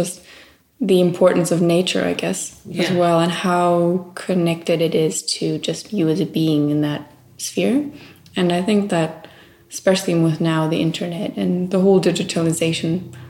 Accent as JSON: {"language": "English", "town": "Maui", "region": "Hawaii", "country": "United States", "tie": "born or raised there", "said": "Well, I think growing up in Maui, Hawaii is, of course, something very different than..."}